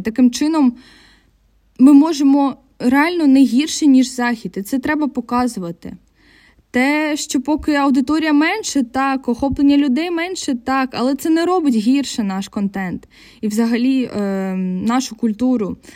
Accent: Kryvyi Rih, Dnipropetrovsk Oblast, Ukraine; moved away as an adult; also born or lived in Poland; Я з Кривого Рогу, це Дніпропетровська область, регіон, який повністю російськомовний, і переїхавши в Польщу на навчання

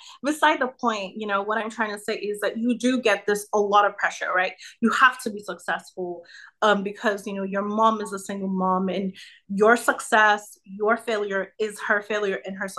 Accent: Nigeria; now in United States; My dad is American, my mom is Nigerian, and my dad has lived in Nigeria for 30 plus years. So I was born and raised there

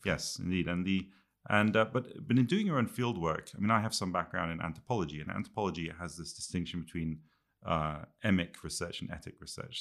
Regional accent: Quebec, Canada; moved away; also born or lived in England / Scotland; I grew up, uh, as an English kid in Canada, in French Canada

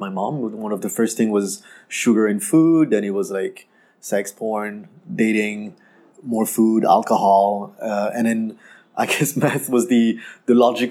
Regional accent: France; English is a second language; moved away as an adult; also born or lived in Canada; now in Ho Chi Minh City, Vietnam; I was born and raised in France from Vietnamese parents, and then I moved to Canada when I was 19 years old to study English

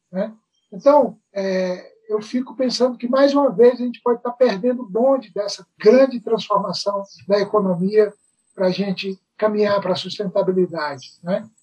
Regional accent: Brazil

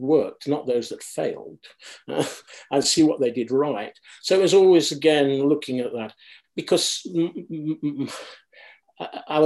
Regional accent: Derby, East Midlands, United Kingdom; I grew up in Derby

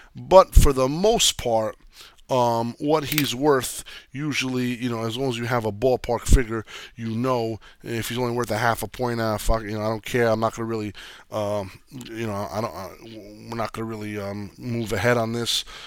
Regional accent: New Jersey, United States; I grew up in Jersey

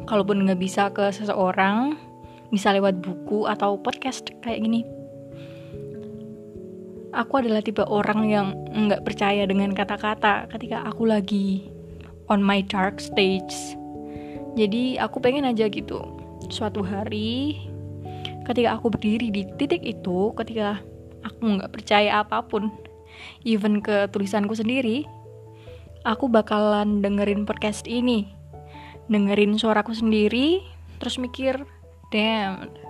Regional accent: Java, Indonesia; Jenis kelamin aku tuh perempuan dan suku bangsa aku Jawa.

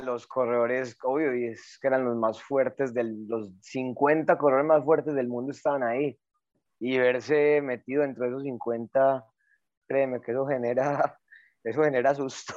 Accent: Antioquia, Colombia; soy de Antioquia.

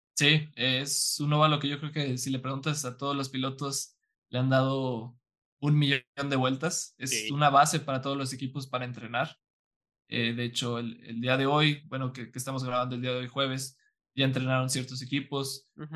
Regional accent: San Luis Potosí, Mexico; yo soy de San Luis

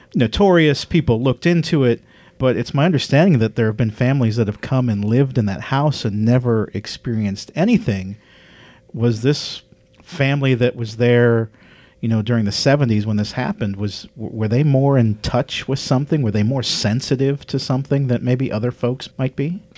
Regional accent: Midwest, United States; moved away; I'm from the Midwest originally

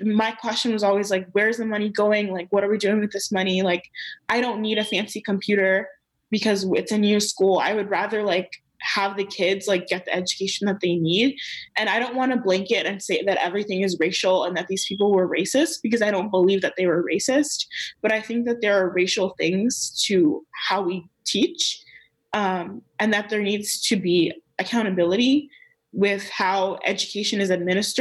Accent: Maryland, United States; I grew up in Maryland

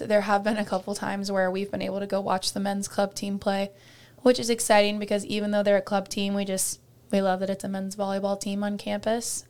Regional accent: Iowa, United States; my dream school and my home state

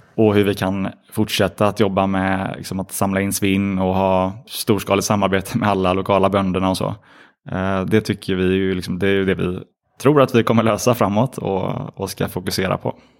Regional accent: Gothenburg, Västra Götaland, Sweden; vi är från Göteborg

